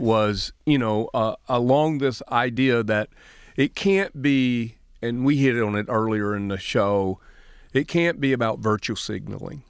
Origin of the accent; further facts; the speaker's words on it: Alabama, United States; now in Michigan, United States; the Jim Crow laws I grew up with in Alabama